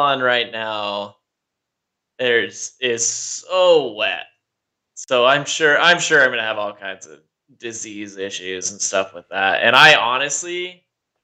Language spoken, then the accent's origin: English; Georgia, United States; moved away as an adult; also born or lived in Utah; I lived in Georgia for most of my life